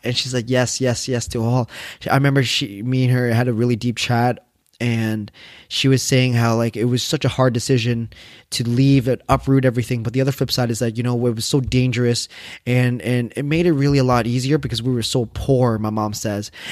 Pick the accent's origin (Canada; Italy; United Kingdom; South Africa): Canada; I'm Vietnamese Canadian